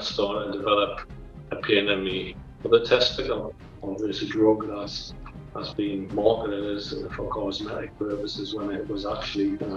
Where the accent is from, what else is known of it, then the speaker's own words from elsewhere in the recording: North East England, United Kingdom; I grew up in the northeast of England with mom and dad.